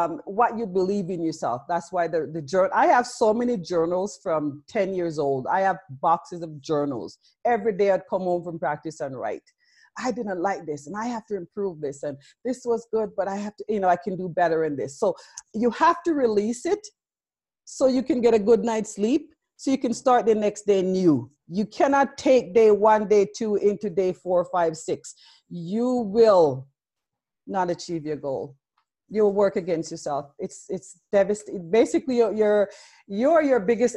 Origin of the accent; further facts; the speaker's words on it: Jamaica; now in Canada; I love being Jamaican or being born there